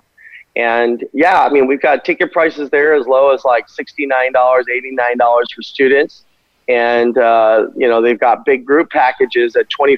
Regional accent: Glendale, California, United States; I grew up in Glendale, California

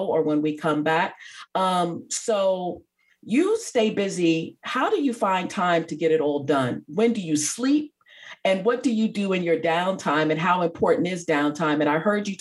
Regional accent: New York, United States; I grew up in New York, I'm a New Yorker.

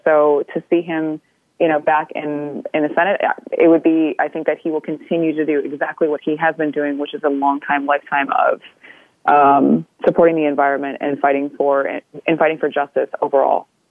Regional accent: Canada; I'm Anishinaabe from Kuching First Nation

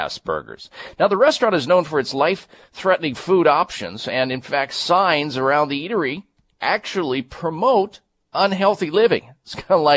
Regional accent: Midwest, United States; growing up in the Midwest

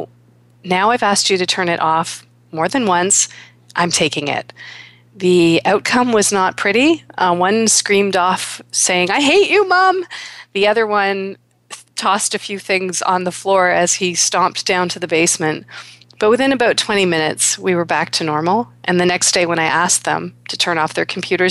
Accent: Toronto, Ontario, Canada; my hometown of Toronto

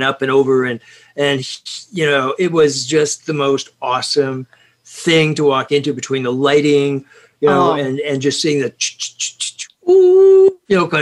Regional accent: Scotland, United Kingdom; in my house, because you see, we're Scottish

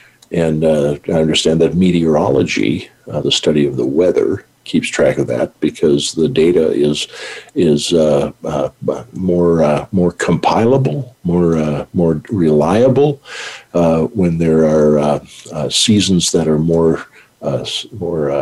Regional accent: United States; moved away; also born or lived in North Dakota / Montana; I grew up in North Dakota, Montana.

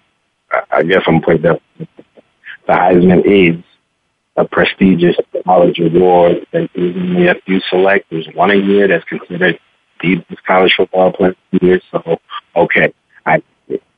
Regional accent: Chicago, Illinois, United States; also born or lived in El Dorado, Kansas / Wyoming; we get the four seasons, you know, in Chicago.

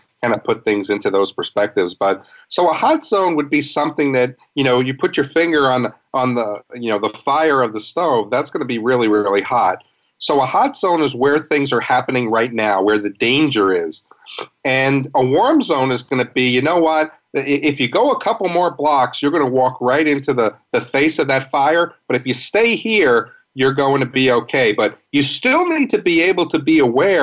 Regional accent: New York City, New York, United States; also born or lived in Fort Worth, Texas; now in St. Louis, United States; I grew up in New York City

